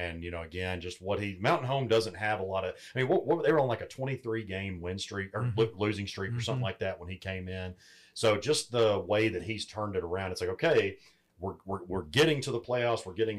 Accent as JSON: {"language": "English", "region": "Central Arkansas", "country": "United States", "said": "because I'm from Central Arkansas"}